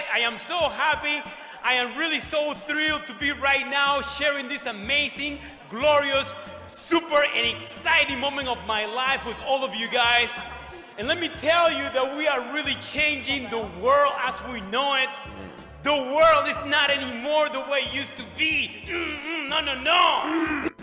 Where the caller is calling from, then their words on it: New York City, New York, United States; I am coming from New York City, New York.